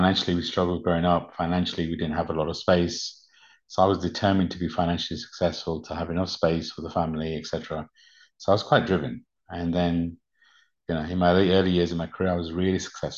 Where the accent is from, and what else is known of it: United Kingdom; born or raised there; English is a second language; also born or lived in Uganda